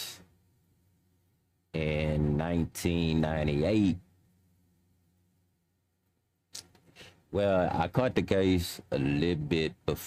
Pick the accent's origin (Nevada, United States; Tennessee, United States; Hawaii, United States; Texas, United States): Texas, United States; Houston; also born or lived in Louisiana / California; I was born in Fifth Ward. I stayed in Fifth Ward when I was a baby, and then I moved to Lakewood, and then I grew up in Lakewood